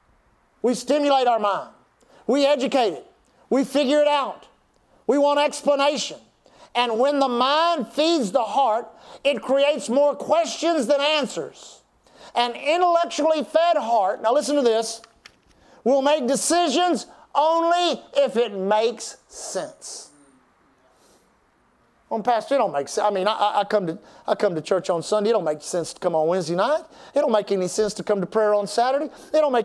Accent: Texas, United States; We're from Texas

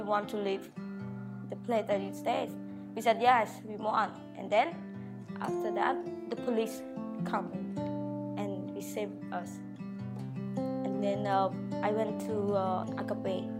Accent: Phnom Penh, Cambodia; I was born in Phnom Penh

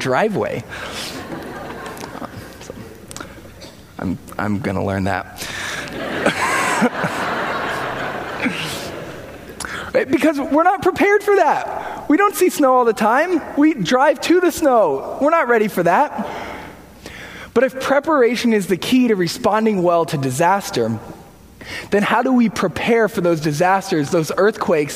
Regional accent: California, United States; I'm from California

